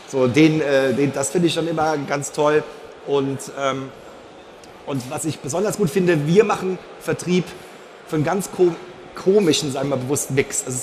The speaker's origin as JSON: {"language": "German", "town": "Ludwigshafen", "region": "Rhineland-Palatinate", "country": "Germany", "said": "Ja, in Ludwigshafen geboren, weil mein Vater bei der BSF gearbeitet hat und dann als äh, Pfälzer erster FC Kaiserslautern-Fan."}